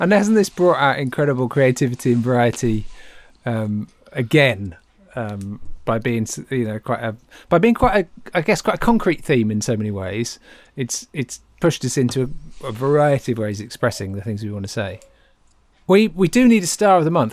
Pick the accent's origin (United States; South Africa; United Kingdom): United Kingdom; Great Yarmouth, East of England; I grew up in Great Yarmouth